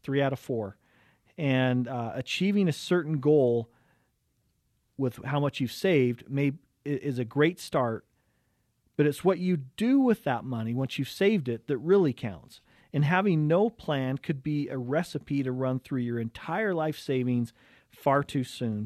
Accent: Cottonwood Heights, Utah, United States; growing up in Cottonwood Heights today. Wonderful area to grow up

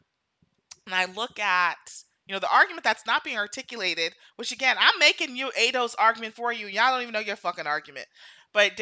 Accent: New York City, New York, United States; goes to Jamaica and went summers every year and all this stuff and grew up in Brooklyn

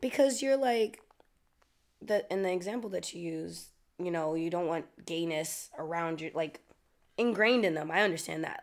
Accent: New York, United States; I'm from New York

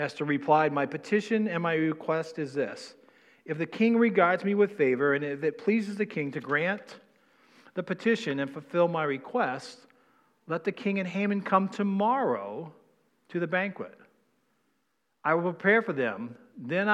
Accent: New England, United States; I'm from New England

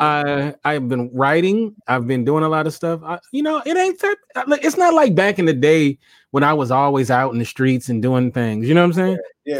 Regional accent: Los Angeles, California, United States; I ain't from the Lou. No, I'm from Los Angeles.

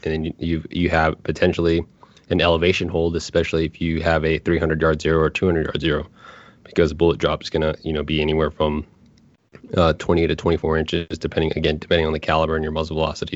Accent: Anchorage, Alaska, United States; moved away; I grew up in Anchorage, Alaska

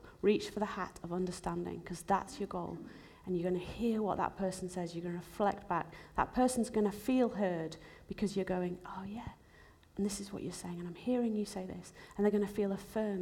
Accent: Zimbabwe; moved away; also born or lived in England / America; I was actually born in Zimbabwe. It's where my whole family were from

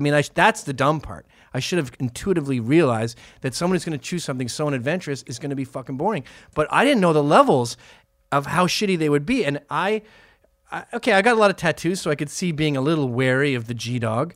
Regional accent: Canada; Are we not Canadians anymore

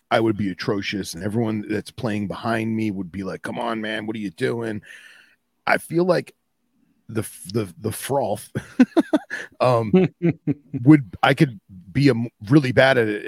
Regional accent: Midwest, United States; I'm from the Midwest, guys.

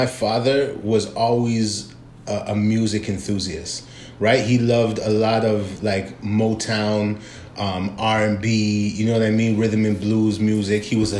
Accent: Toronto, Ontario, Canada; I grew up in West End, Toronto.

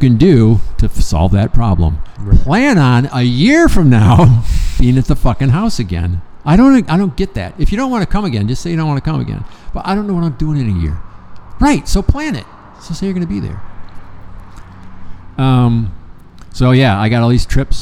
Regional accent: Lansing, Michigan, United States; moved away; That's where I'm from in Michigan, Lansing.

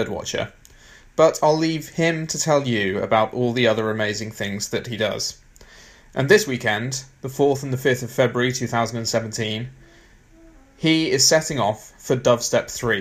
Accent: Worcestershire, West Midlands, United Kingdom; now in Suffolk, United Kingdom; I grew up in Worcestershire

